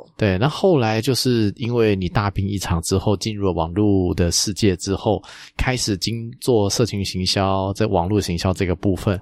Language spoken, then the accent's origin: Chinese; Taiwan; 我们台湾这边